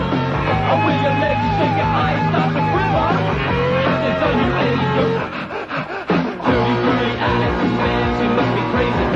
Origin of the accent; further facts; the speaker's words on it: Rochester, New York, United States; now in Miami, United States; from Rochester